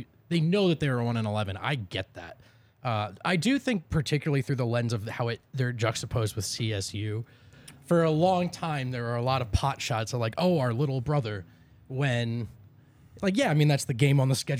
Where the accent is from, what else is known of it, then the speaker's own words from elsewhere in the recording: New Jersey, United States; I'm from Jersey. So, like, I want Colorado to win, right?